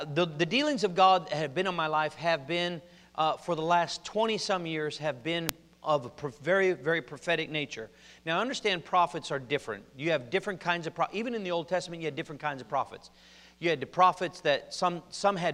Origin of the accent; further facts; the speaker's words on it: Oregon, United States; also born or lived in Compton, California; I was born in Compton, born in Dominguez Valley Hospital, and they we moved to Oregon about 2 years later